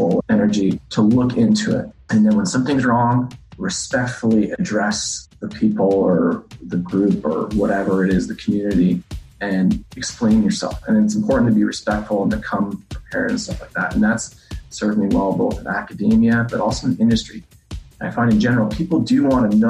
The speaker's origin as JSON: {"language": "English", "town": "Montreal", "region": "Quebec", "country": "Canada", "tie": "born or raised there", "also_born_or_lived": "New York City", "moved": "as an adult", "said": "I was born and raised in Montreal"}